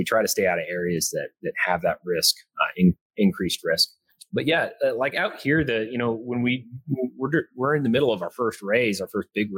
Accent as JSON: {"language": "English", "town": "Carrollton", "region": "Texas", "country": "United States", "also_born_or_lived": "Odessa, Texas", "moved": "as an adult", "lives_now": "Midland, United States", "said": "I'm originally from north of Dallas, Carrollton"}